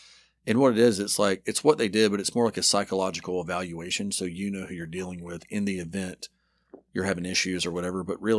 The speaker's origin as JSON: {"language": "English", "town": "Dothan", "region": "Alabama", "country": "United States", "tie": "born or raised there", "said": "I grew up in Dothan, right by Florida."}